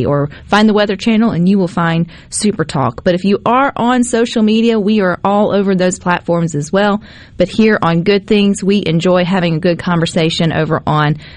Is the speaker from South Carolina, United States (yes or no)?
no; Terry, Mississippi, United States; Well, I grew up in Terry. I would consider Terry, Mississippi my hometown.